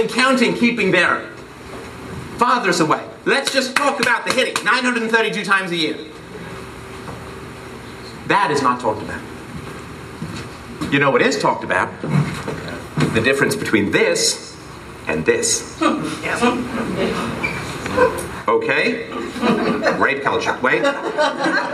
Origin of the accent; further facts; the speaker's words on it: England, United Kingdom; when I grew up broke in England